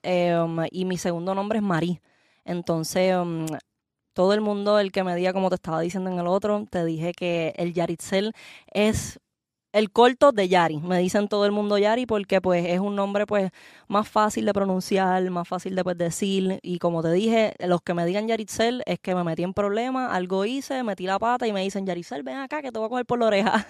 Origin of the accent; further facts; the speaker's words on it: Puerto Rico; soy de Puerto Rico, nací en Puerto Rico, me crié allá